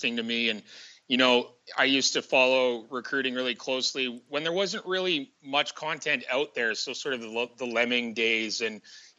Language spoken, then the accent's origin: English; Nanaimo, British Columbia, Canada; also born or lived in Hamilton, Ontario; I grew up in Vancouver Island in BC in a town called Nanaimo